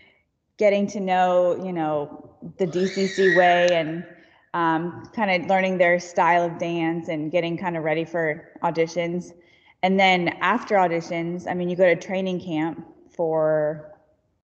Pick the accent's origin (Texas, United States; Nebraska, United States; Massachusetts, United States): Texas, United States; Houston; born and raised in Houston.